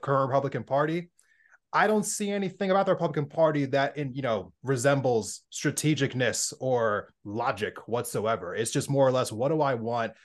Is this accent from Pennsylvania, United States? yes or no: yes; Pennsylvania, United States; now in Montana, United States; growing up in Pennsylvania before I moved to Montana